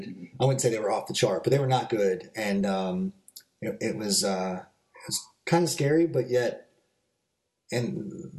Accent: California, United States; moved away; I grew up in the Methodist Church in California

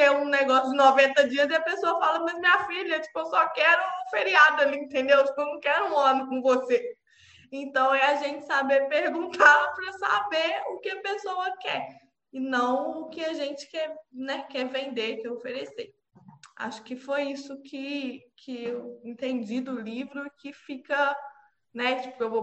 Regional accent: Juiz de Fora, Minas Gerais, Brazil; eu tenho 29 anos, eu sou de Juiz de Fora

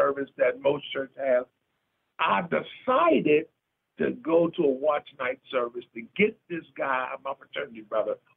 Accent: Pittsburgh, Pennsylvania, United States; moved away as an adult; now in Central Pennsylvania, United States; We came from Pittsburgh. We're originally from Pittsburgh.

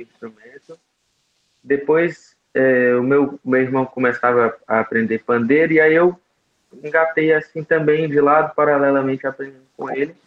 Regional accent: Bela Cruz, Ceará, Brazil; now in Jericoacoara, Brazil; eu nasci em Bela Cruz, essa cidadezinha de pouco mais de 30 mil habitantes no interior do Ceará

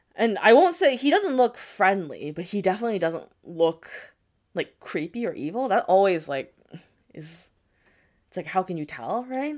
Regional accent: United States; my parents are from Japan, but I was born and raised in America

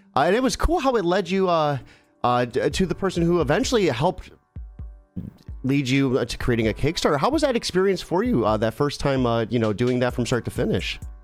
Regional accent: Ohio, United States; I'm from Ohio

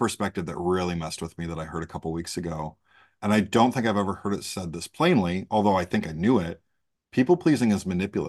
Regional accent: Great Lakes, United States; I was raised in the Great Lakes by a Southerner and an Ohioan. And so I kind of have just all of this kind of very Midwest Southern people pleasing thing.

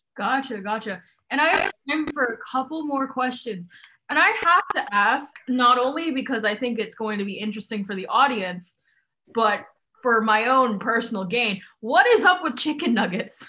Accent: Hong Kong; now in United States; I grew up in Hong Kong

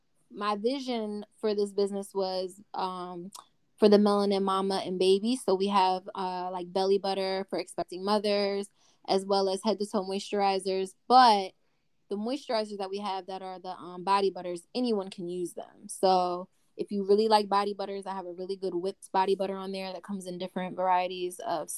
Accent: Delaware, United States; also born or lived in Philadelphia, Pennsylvania; I'm from Delaware, and I spent all my teenage years in Philly partying.

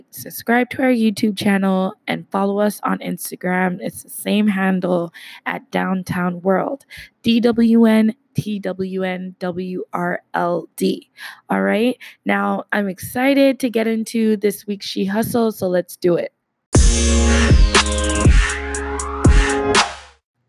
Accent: Canada; I am Canadian

